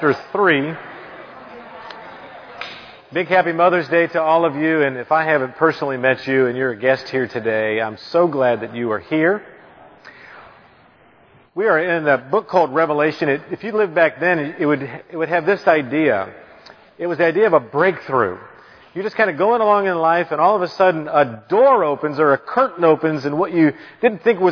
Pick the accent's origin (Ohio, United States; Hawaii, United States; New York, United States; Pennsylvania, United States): Pennsylvania, United States; Philadelphia; I was born in Philadelphia